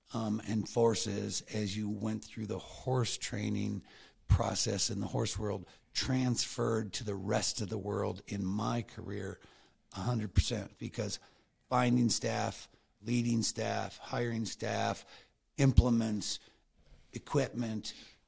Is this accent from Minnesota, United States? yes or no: no; New York, United States; And we grew up in Western New York, and Jody in Wisconsin, so we knew what cold was.